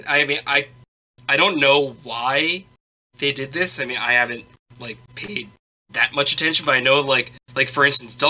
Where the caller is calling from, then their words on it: Tokyo, Japan; Calling from Tokyo, Japan.